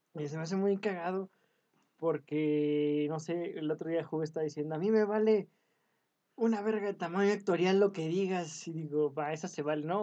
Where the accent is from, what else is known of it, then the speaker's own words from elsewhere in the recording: Mexico; no soy mexicano